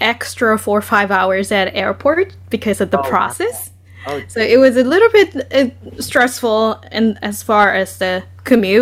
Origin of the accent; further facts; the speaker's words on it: Japan; now in New York, United States; I am originally from Japan